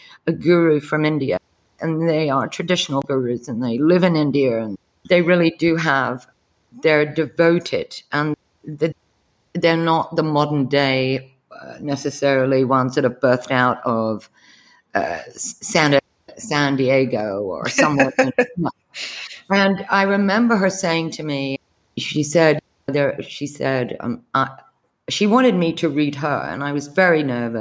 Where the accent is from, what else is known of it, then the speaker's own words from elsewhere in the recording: United Kingdom; now in United States; I'm a Brit living in America